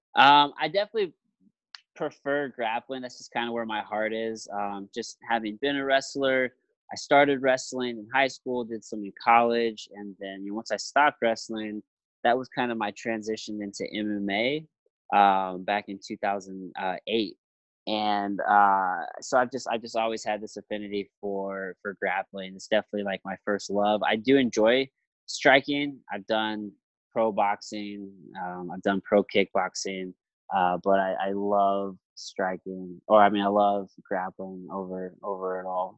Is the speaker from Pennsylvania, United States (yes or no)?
no; Jefferson City, Missouri, United States; now in St. Louis, United States; My hometown. I'm from Jefferson City, Missouri.